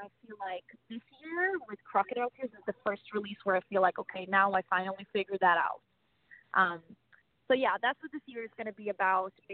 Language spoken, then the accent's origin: English; Sweden; moved away as an adult; now in Los Angeles, United States; I was born and raised in Sweden